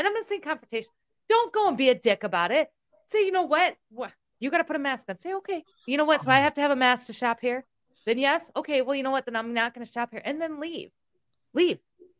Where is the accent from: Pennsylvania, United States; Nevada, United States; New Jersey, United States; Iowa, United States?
Iowa, United States; I'm from Iowa. We don't do that.